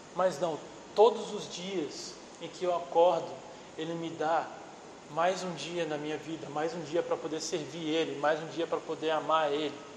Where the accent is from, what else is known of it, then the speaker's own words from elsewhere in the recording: Minas Gerais, Brazil; eu sou mineiro.